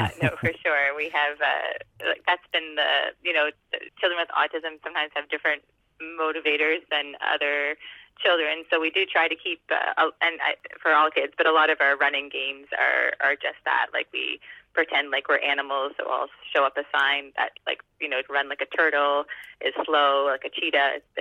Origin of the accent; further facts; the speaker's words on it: Halifax, Nova Scotia, Canada; I'm from Halifax, Nova Scotia